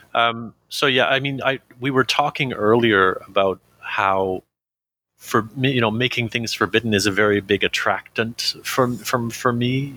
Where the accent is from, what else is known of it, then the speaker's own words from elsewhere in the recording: Canada; I'm Canadian